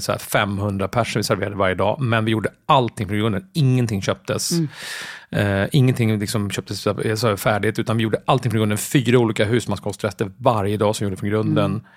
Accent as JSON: {"language": "Swedish", "town": "Jakobsberg", "region": "Stockholm County", "country": "Sweden", "tie": "born or raised there", "also_born_or_lived": "Södermalm, Stockholm", "said": "jag är uppväxt och gått i skolan i Jakobsberg, så jag är mm. uppvuxen i Jakobsberg"}